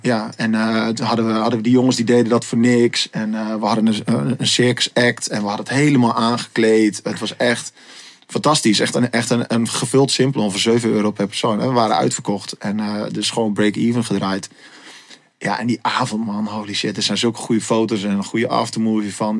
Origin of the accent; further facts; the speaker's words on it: Assen, Drenthe, Netherlands; ik ben opgegroeid in Assen.